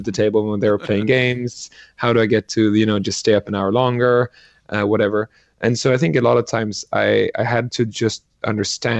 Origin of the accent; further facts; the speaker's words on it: Sweden; I grew up in Sweden